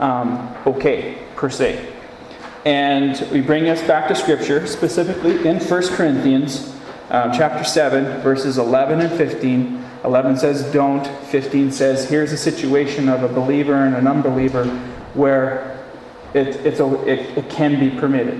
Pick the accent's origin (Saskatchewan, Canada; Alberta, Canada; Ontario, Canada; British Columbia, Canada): Saskatchewan, Canada; Gull Lake; my hometown where I grew up, Gull Lake.